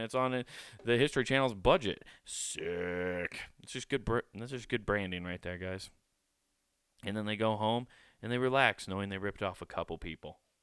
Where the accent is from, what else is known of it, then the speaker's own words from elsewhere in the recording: Iowa, United States; I grew up in Iowa, but I grew up in the city.